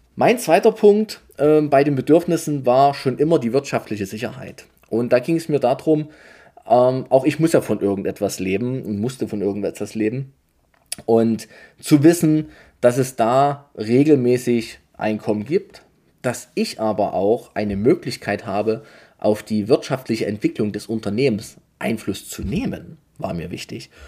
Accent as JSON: {"language": "German", "region": "Saxony", "country": "Germany", "said": "bei uns in Sachsen"}